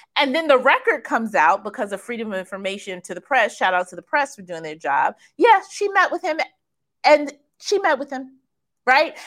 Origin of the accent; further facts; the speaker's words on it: Kansas, United States; I was born in Kansas